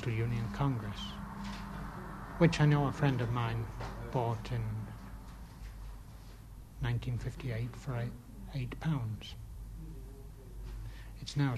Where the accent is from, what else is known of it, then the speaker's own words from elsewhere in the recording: England, United Kingdom; now in Ireland; I'm English, actually